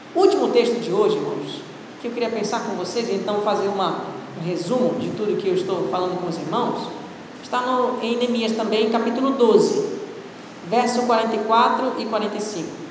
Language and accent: Portuguese; Pará, Brazil; Eu sou paraense